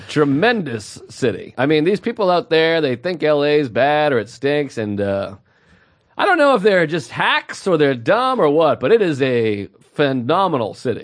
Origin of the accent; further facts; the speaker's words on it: Massachusetts, United States; we talked about being from Massachusetts